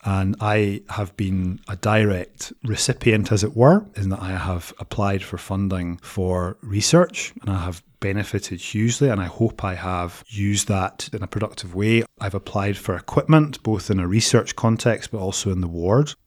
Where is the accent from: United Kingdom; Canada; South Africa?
United Kingdom; Edinburgh, Scotland; now in Aberdeen, United Kingdom; I'm originally from Edinburgh.